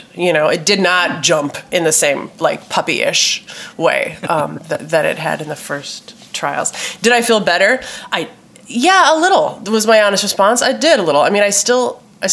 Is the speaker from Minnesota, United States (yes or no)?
yes; Minneapolis, Minnesota, United States; my home state and my hometown of Minneapolis.